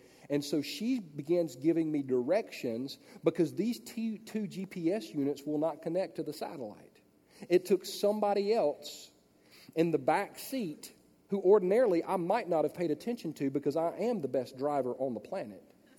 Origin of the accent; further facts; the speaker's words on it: Los Angeles, California, United States; born there; and I was born in Los Angeles, but I don't know how to get to anywhere in Los Angeles.